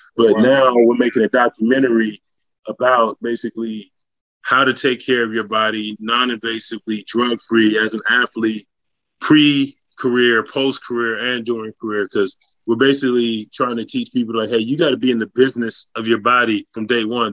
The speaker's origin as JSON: {"language": "English", "region": "West Coast", "country": "United States", "moved": "yes", "said": "I'm from the West Coast"}